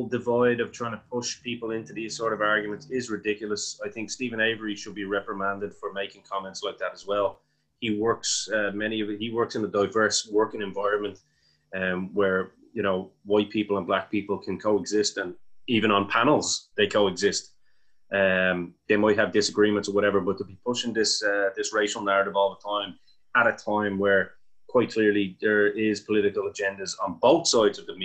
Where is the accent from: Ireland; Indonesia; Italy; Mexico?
Ireland; we, as two Irish guys who don't live in the United States of America